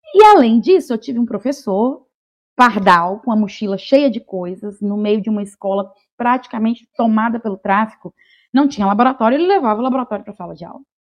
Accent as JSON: {"language": "Portuguese", "town": "Vitória da Conquista", "region": "Bahia", "country": "Brazil", "tie": "born or raised there", "also_born_or_lived": "Rio Grande do Sul", "moved": "yes", "said": "Vitória da Conquista, que é a cidade onde eu nasci"}